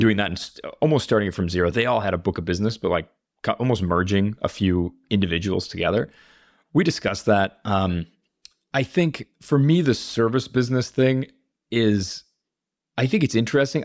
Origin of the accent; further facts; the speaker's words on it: Minneapolis, Minnesota, United States; also born or lived in Chicago / Los Angeles; now in Spain; I grew up in Minneapolis